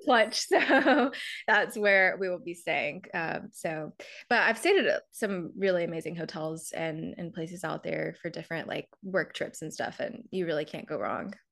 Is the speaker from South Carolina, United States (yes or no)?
yes; South Carolina, United States; moved away as an adult; now in New York, United States; I'm from South Carolina originally. Grew up there, went to school there.